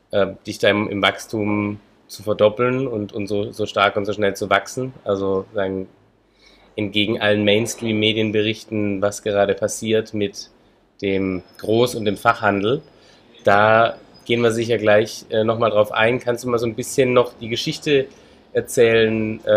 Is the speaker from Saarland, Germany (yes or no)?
no; Baden-Württemberg, Germany; Ich komme aus Hohenlohe.